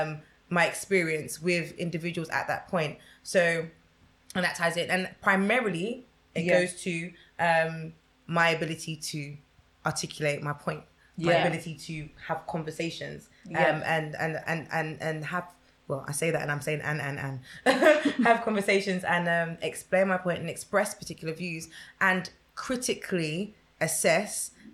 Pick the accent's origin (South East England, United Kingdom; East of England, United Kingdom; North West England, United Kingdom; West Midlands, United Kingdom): East of England, United Kingdom; Essex; growing up in Essex